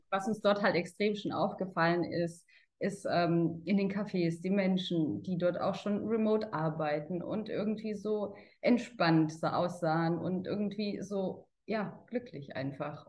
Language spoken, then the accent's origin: German; Karlsruhe, Baden-Württemberg, Germany; ich komme aus Karlsruhe und bin jetzt im Vertrieb tätig.